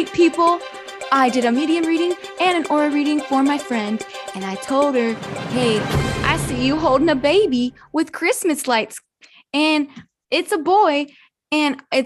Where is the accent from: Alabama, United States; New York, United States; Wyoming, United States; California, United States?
California, United States; I'm from California